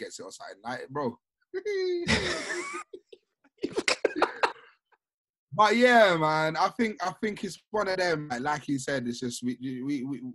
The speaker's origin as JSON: {"language": "English", "country": "Sierra Leone"}